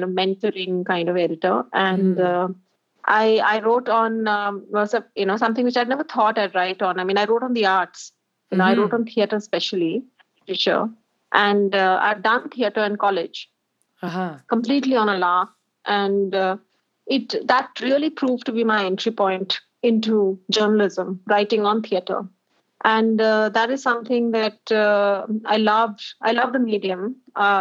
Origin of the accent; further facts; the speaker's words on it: Delhi, India; I'm an out-and-out Delhi baby.